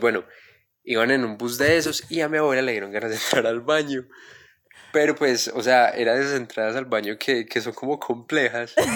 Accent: Quindío, Colombia; yo soy del Quindío

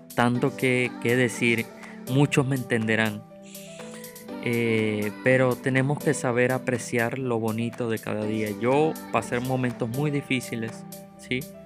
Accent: Venezuela; moved away; me tocó salir de mi país, yo soy venezolano

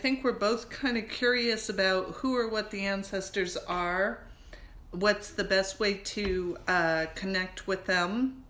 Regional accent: Las Vegas, Nevada, United States; now in Pacific Northwest, United States; I grew up in Las Vegas

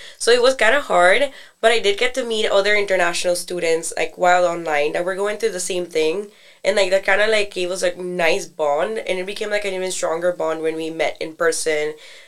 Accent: Nicaragua; moved away as an adult; now in Atlanta, United States; I'm a junior. I'm an international student from Nicaragua

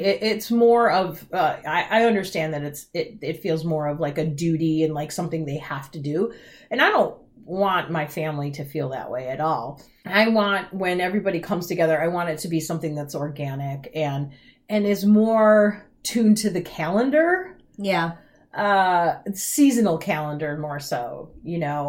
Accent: Midwest, United States; I was raised in the Midwest

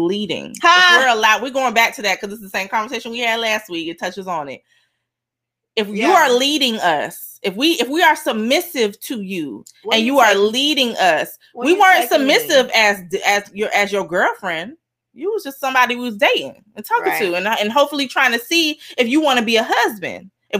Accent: Miami, Florida, United States; And I'm Miami from Miami.

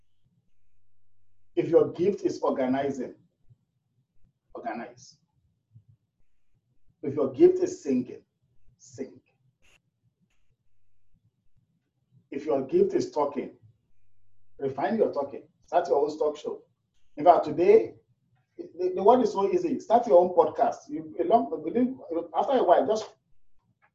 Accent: Nigeria; moved away as an adult; now in Toronto, Canada; we're new from Nigeria

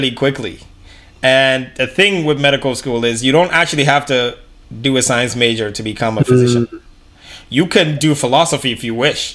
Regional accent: Canada; growing up in Canada

